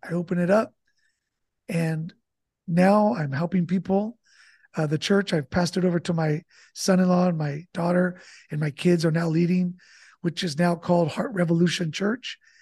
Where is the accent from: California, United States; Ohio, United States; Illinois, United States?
California, United States; Santa Barbara; now in San Diego, United States; I'm, uh, originally born in Santa Barbara, California, and I grew up with immigrant parents